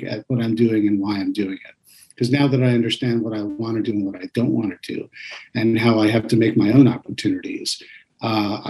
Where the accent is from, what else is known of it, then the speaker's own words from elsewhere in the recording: East Coast, New York, United States; I grew up on the East Coast in New York